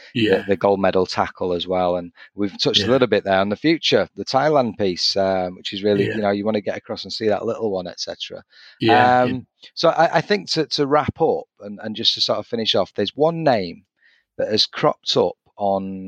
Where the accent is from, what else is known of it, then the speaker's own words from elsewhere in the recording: the North West, North West England, United Kingdom; I'm from the Northwest.